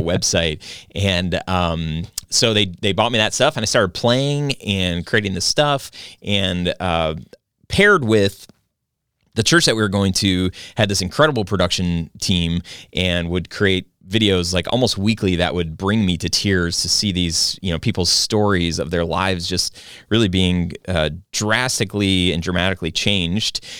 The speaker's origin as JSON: {"language": "English", "region": "Michigan", "country": "United States", "tie": "born or raised there", "said": "I grew up in Michigan. I've lived here all my life."}